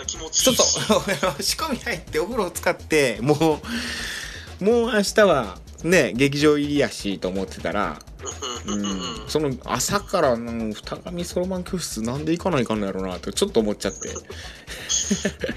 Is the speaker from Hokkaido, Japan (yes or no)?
no; Tobe, Ehime, Japan; moved away; also born or lived in Kyoto; 戸部町出身